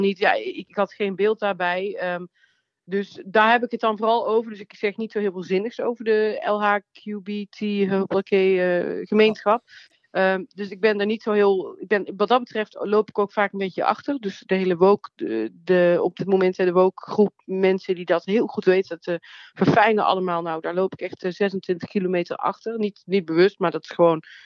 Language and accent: Dutch; Nuland, North Brabant, Netherlands; Ik kom uit het Nuland, uit een klein dorp.